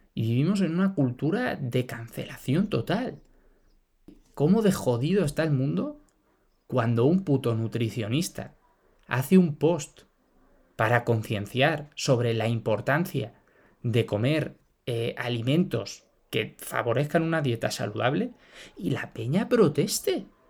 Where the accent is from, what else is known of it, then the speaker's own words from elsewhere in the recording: Spain; Todos somos españoles